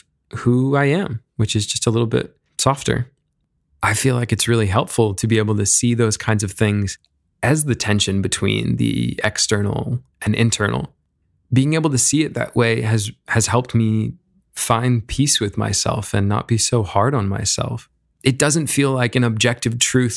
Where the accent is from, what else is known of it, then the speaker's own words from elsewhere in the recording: New York City, New York, United States; as a kid growing up in New York City, in Midtown Manhattan